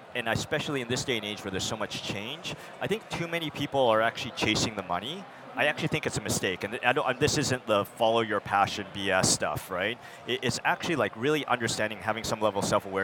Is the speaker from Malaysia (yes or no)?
no; Vancouver, British Columbia, Canada; moved away as an adult; also born or lived in United States; now in San Francisco, United States; I'm originally Canadian like yourself, so was raised, born in the U.S., but actually raised in Canada to Taiwanese immigrants